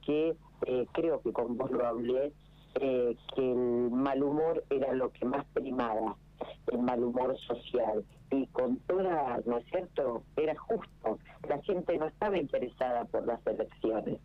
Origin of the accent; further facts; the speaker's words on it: General Pico, La Pampa, Argentina; es mi territorio, es mi tierra